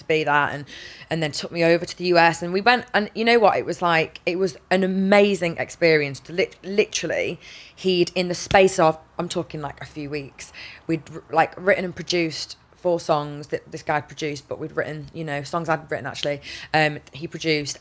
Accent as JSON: {"language": "English", "town": "Manchester", "region": "North West England", "country": "United Kingdom", "said": "I'm from England, from Manchester"}